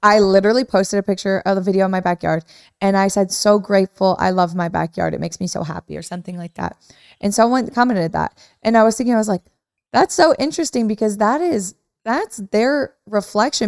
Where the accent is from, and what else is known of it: Midwest, United States; moved away